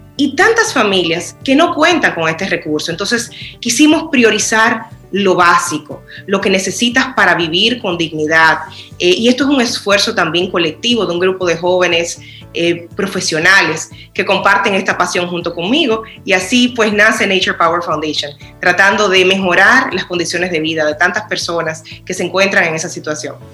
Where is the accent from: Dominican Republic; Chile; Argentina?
Dominican Republic; como nación